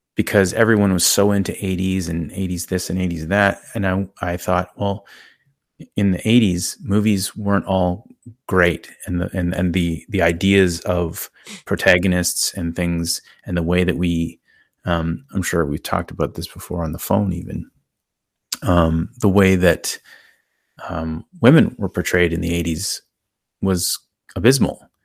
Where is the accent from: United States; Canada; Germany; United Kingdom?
Canada; I'm Canadian